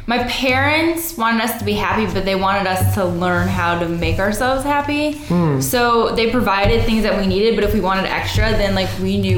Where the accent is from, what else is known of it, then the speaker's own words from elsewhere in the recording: Cleveland, Ohio, United States; Cleveland, Ohio.